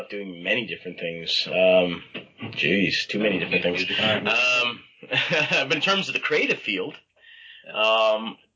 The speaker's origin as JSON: {"language": "English", "town": "Toronto", "region": "Ontario", "country": "Canada", "tie": "born or raised there", "said": "Um, in Toronto, Scarborough, actually."}